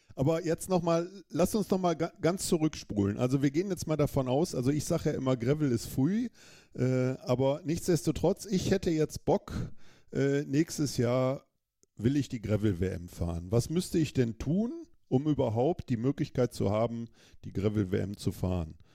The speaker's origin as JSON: {"language": "German", "country": "Germany", "said": "als Deutscher in Deutschland"}